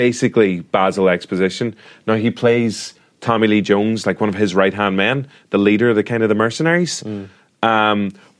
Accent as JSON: {"language": "English", "country": "Ireland", "said": "We're both Irish."}